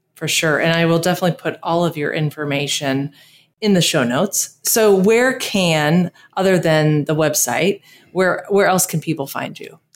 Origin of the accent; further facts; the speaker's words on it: Texas, United States; now in Costa Rica; growing up in Texas